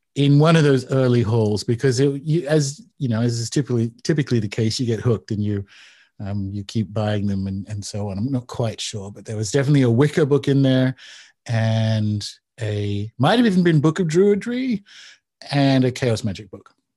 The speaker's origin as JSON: {"language": "English", "town": "Newcastle", "region": "New South Wales", "country": "Australia", "tie": "born or raised there", "said": "Newcastle, Australia. So it's about two hours north of Sydney."}